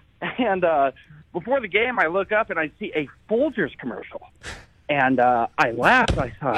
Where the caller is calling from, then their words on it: Iowa, United States; Hey, I'm calling from Iowa.